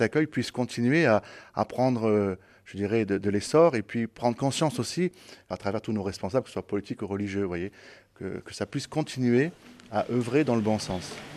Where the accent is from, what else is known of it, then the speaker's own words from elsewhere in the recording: Marseille, Provence-Alpes-Côte d'Azur, France; Je suis Marseillais depuis 41 ans